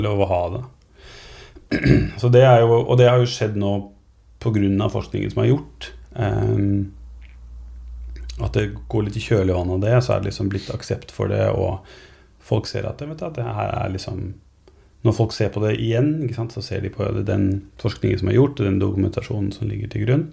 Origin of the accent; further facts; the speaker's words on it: Norway; Som nordmann